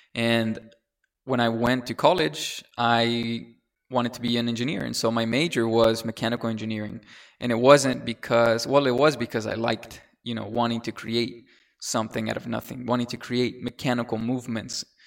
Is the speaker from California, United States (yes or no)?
yes; San Diego, California, United States; English is a second language; also born or lived in Mexico / Oklahoma; went to elementary school in Linda Vista in a, in a town, in a city in San Diego, California.